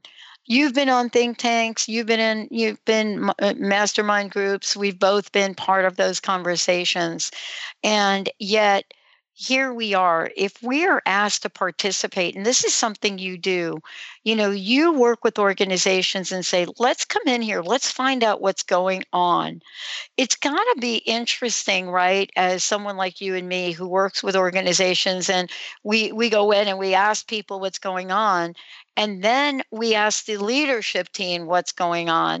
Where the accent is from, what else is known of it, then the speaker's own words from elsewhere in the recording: United States; also born or lived in New Jersey; now in Washington, United States; where I grew up in New York and New Jersey